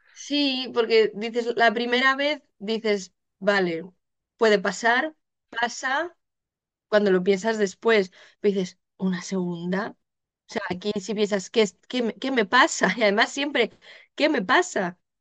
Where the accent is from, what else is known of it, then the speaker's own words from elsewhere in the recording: Spain; moved away as an adult; now in Netherlands; yo soy española, residente en Holanda desde hace ya casi 10 años.